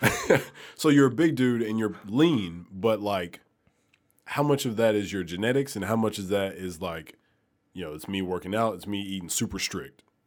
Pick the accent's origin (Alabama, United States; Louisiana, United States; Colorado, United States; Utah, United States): Alabama, United States; moved away as an adult; also born or lived in Milwaukee; now in Memphis, United States; I'm from Alabama